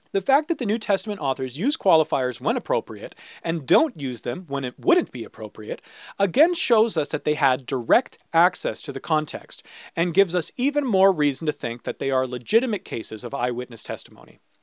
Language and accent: English; St. Catharines, Ontario, Canada; my hometown is Saint Catharines